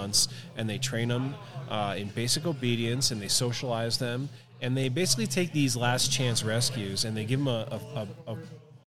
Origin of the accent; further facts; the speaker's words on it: suburbs of New York City, United States; now in Colorado, United States; I grew up in New York, in the suburbs of New York City.